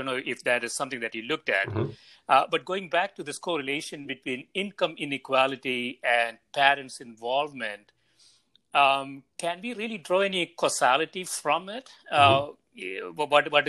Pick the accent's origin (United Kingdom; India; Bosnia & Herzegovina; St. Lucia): India; moved away; when I was growing up in India